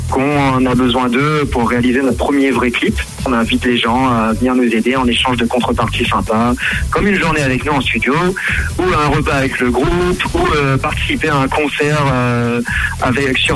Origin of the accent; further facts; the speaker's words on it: Réunion; now in Nancy, France; je suis originaire de l'île de la Réunion.